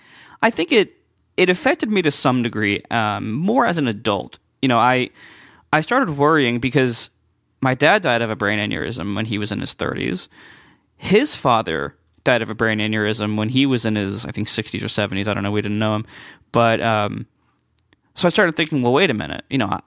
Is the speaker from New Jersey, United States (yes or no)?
no; Columbus, Ohio, United States; they got married, and they moved shortly afterwards to Columbus, Ohio. So that's where I was born, and that's where I grew up.